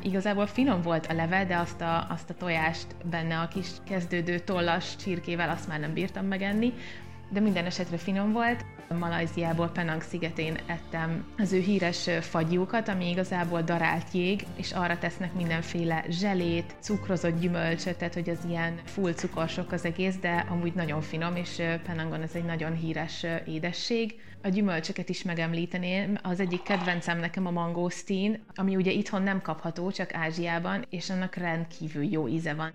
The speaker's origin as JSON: {"language": "Hungarian", "region": "Zala", "country": "Hungary", "tie": "born or raised there", "moved": "yes", "said": "aki egyébként ott születtem, és, és nagyon sok időt töltöttem"}